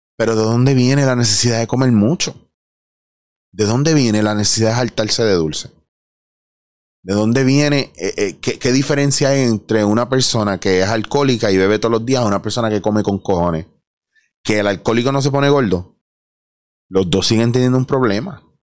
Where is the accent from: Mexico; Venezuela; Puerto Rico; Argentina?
Puerto Rico; Yo soy puertorriqueño